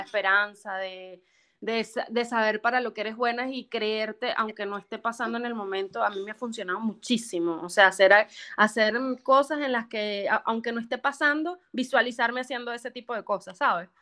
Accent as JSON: {"language": "Spanish", "country": "Venezuela", "moved": "as an adult", "lives_now": "United States", "said": "las venezolanas"}